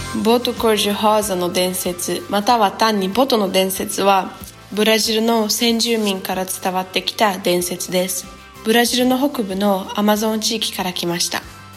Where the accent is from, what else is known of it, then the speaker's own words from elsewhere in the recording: Japan; nasci no Japão e sempre estudei em escola japonesa